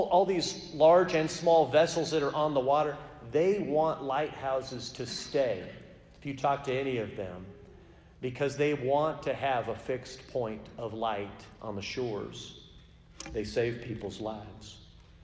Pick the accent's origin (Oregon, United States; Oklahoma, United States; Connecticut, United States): Oregon, United States; Portland; Growing up in Portland, Oregon, I was probably within a 3-4 hour drive of at least a half a dozen gorgeous lighthouses